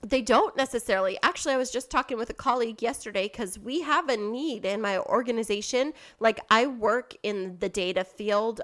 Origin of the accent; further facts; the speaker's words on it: Kingsburg, California, United States; my hometown, Kingsburg